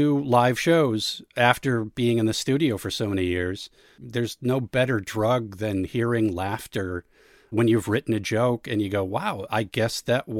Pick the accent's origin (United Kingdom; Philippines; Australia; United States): United States; Hopkins, Minnesota; moved away as an adult; also born or lived in Los Angeles, California; I grew up in Hopkins, Minnesota, which is a western suburb of Minneapolis. Lived in South Minneapolis for many years, moved to Los Angeles for a while, realized I missed trees and lakes and water and moved back here about 15 years ago.